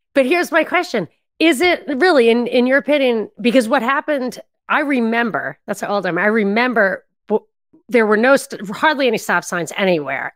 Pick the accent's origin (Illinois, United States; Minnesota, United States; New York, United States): New York, United States; I'm from New York